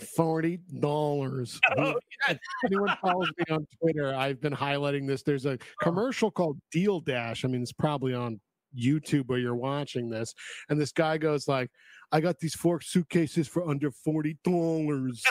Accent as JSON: {"language": "English", "town": "Woodstock", "region": "New York", "country": "United States", "tie": "born or raised there", "also_born_or_lived": "Queens, New York", "moved": "yes", "said": "grew up in Woodstock"}